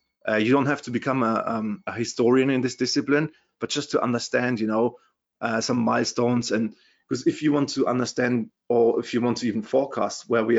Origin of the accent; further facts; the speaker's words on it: Germany; accent: German; English is a second language; also born or lived in London, United Kingdom; as you can hear from my Terminator accent, I'm from Germany originally.